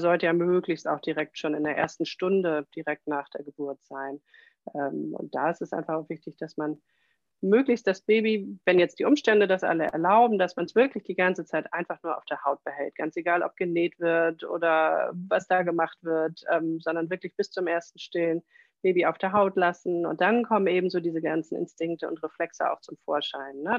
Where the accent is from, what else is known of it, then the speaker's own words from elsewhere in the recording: Kiel, Schleswig-Holstein, Germany; Ich komme aus Kiel